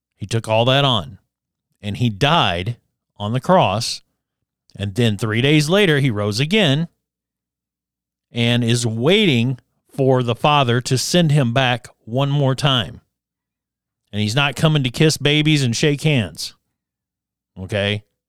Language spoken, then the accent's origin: English; Addison, Alabama, United States; moved away; back in, in my hometown of Addison, Alabama